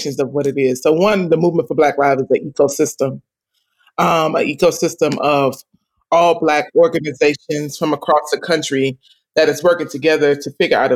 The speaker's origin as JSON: {"language": "English", "town": "Miami", "region": "Florida", "country": "United States", "tie": "born or raised there", "said": "I'm based here in Miami, Florida. I have been here my whole life."}